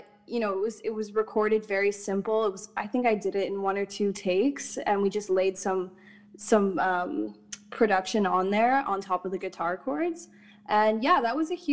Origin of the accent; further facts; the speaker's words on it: Ottawa, Ontario, Canada; now in Toronto, Canada; Growing up in Ottawa, it's a beautiful, beautiful city, but I felt quite restricted creatively